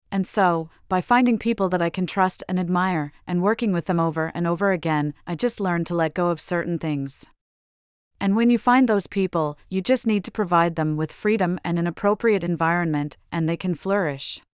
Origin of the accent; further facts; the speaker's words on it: Arizona, United States; but yes, I mean, obviously, I grew up in Arizona and he grew up in Athens